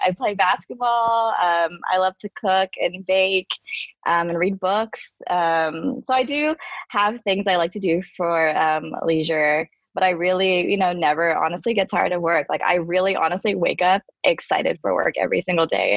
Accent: San Francisco, California, United States; I um, am born and raised in uh, San Francisco

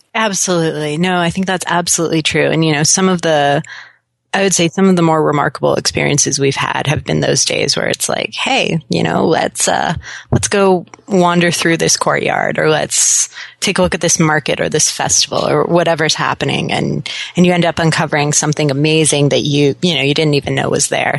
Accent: Seattle, Washington, United States; also born or lived in Florida; I lived in Florida for a little bit as a kid, but uh, I consider myself a Seattleite

